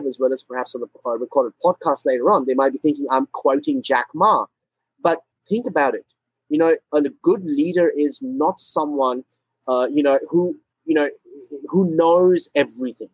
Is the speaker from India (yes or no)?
yes; India; moved away as an adult; also born or lived in Singapore; I'm originally from India. I was born in India. Spent the first 17 years of my life in India.